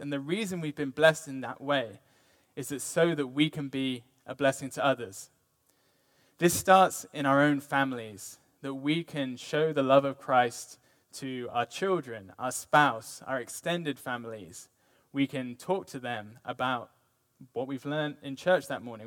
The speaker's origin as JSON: {"language": "English", "country": "United Kingdom", "moved": "yes", "lives_now": "United States", "said": "me being British"}